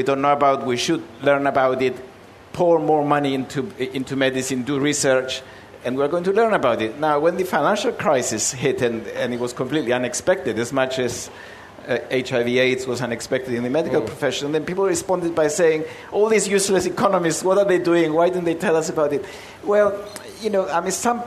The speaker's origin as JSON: {"language": "English", "town": "Nicosia", "country": "Cyprus", "moved": "as an adult", "lives_now": "London, United Kingdom", "said": "I came from Cyprus to do a quick degree and go back and work in my father's shop in Nicosia"}